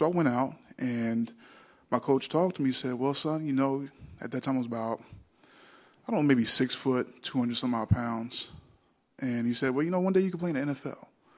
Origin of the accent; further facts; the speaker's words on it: New Jersey, United States; we had an individual when I was growing up in South Jersey in track where a kid was just phenomenal at the shot put